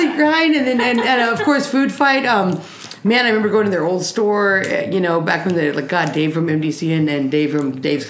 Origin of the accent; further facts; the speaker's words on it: Portland, Oregon, United States; we're from Portland